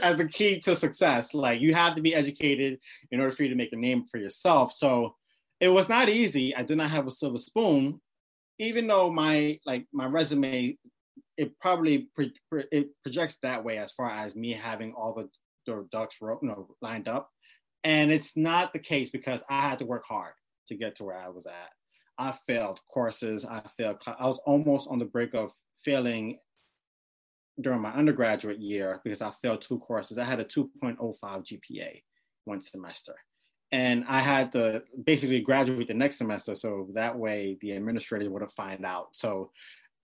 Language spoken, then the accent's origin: English; New York City, New York, United States; I grew up in Brooklyn, New York City. I grew up in the East Flatbush area